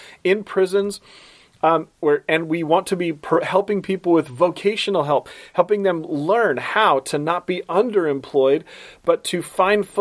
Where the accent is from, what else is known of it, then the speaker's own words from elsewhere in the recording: Portland, Oregon, United States; now in Baltimore, United States; my hometown, Portland, Oregon